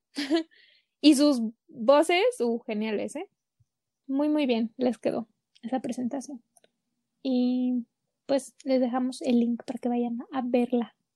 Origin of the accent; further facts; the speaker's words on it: Mexico; somos aquí bien mexas